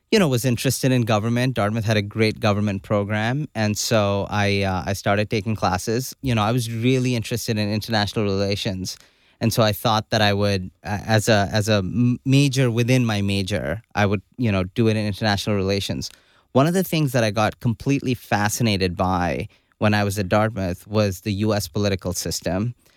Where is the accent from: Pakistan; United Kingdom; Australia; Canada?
Pakistan; Karachi, Sindh; moved away as an adult; also born or lived in Hanover, New Hampshire, United States; now in United States; I grew up in Karachi, Pakistan. You know, did all my schooling there